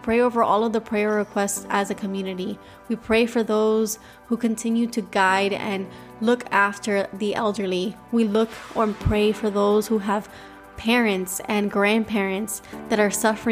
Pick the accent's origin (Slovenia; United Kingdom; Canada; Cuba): Cuba; accent: Cuban; my Cuban accent